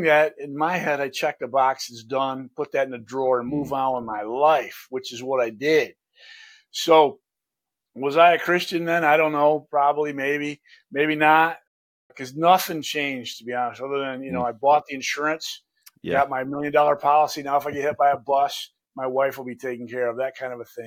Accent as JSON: {"language": "English", "town": "Lansing", "region": "Michigan", "country": "United States", "said": "I'm right here from Lansing"}